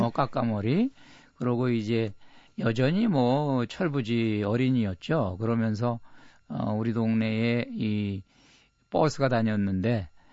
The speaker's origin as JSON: {"language": "Korean", "country": "South Korea", "said": "나 한국에서 왔다."}